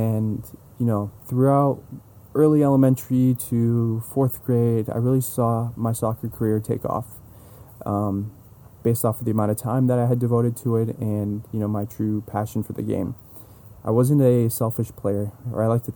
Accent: San Jose, California, United States; also born or lived in Los Angeles; born and raised in San Jose, California.

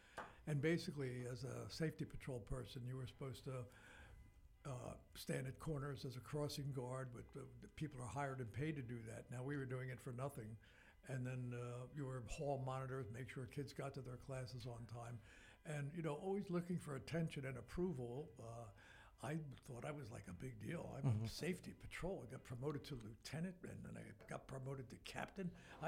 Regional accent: Philadelphia, Pennsylvania, United States; I grew up near the Philadelphia Navy Yard, very close to it. All the streets in our neighborhood were named after naval heroes.

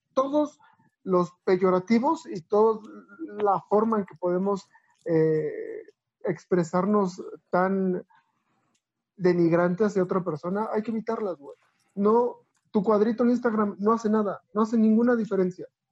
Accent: Mexico; tenemos todos como mexicanos

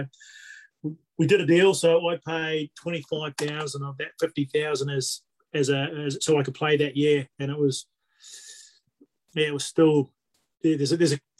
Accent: Waikato, New Zealand; moved away as an adult; also born or lived in Manchester, United Kingdom; now in Australia; I'm a Maori boy, like half caste Maori boy from the Waikato

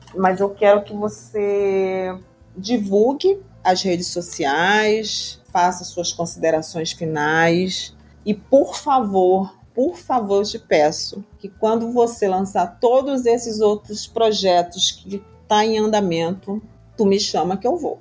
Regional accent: Brazil; enquanto brasileira

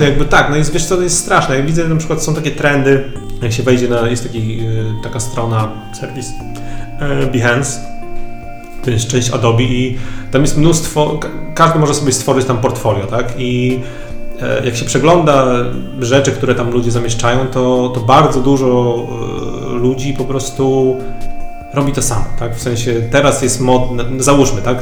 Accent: Warmian-Masurian Voivodeship, Poland; ja pochodzę z Mazur, z takiej niezbyt dużej miejscowości

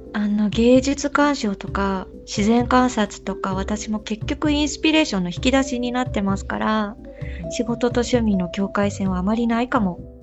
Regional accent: Yokohama, Kanagawa, Japan; now in Germany; 私の実家横浜の伊藤ビアノ工房

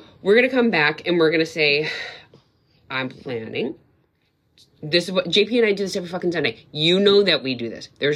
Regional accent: Wisconsin, United States; now in New England, United States; I said scallops because I'm from Wisconsin

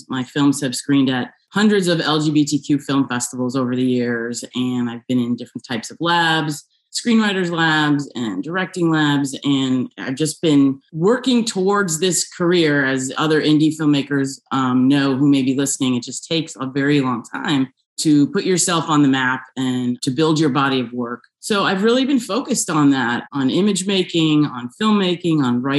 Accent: outside New York City, United States; moved away as an adult; also born or lived in Buffalo, New York / Rochester, New York / Los Angeles, California; now in California, United States; I was born right outside of New York City and grew up there, went to school in upstate New York in Buffalo and Rochester

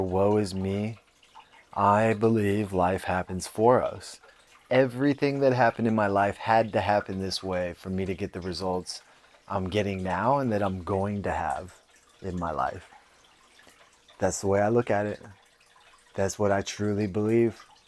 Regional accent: San Jose, California, United States; I grew up pretty fucking middle class. I mean, you think about being in San Jose

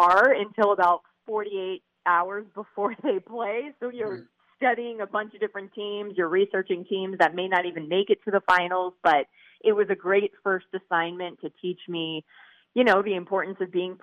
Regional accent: Jacksonville, Florida, United States; originally from Jacksonville, Florida. So I'm a native Floridian

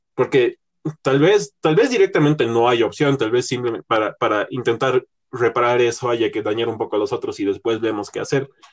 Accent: La Paz, Bolivia; estábamos en un colegio aquí en, aquí en La Paz, Bolivia

